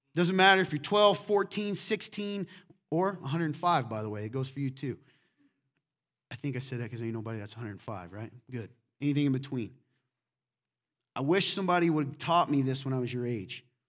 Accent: the South, United States; now in Midwest, United States; Here in the Midwest, I'm from the South, too

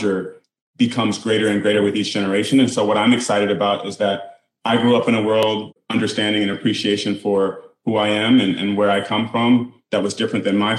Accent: Detroit, Michigan, United States; I grew up in the suburbs of Detroit

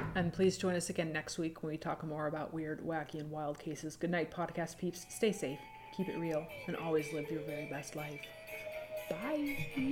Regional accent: the North, United States; I grew up in the North, I grew up in, in a very kind of a different environment.

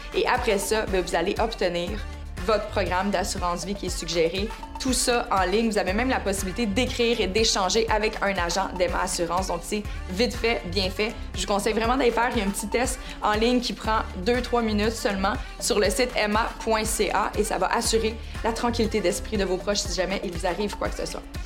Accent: Canada; chez nous au Canada

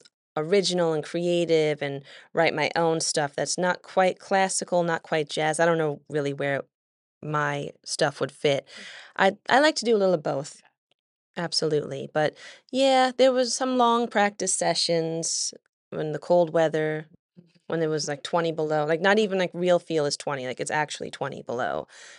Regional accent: Oklahoma City, Oklahoma, United States; born there; I was born in Oklahoma City. I don't have much of a recollection of anything about Oklahoma. I come from a military family. Both of my parents were in the Air Force, and we were stationed there briefly when I was born.

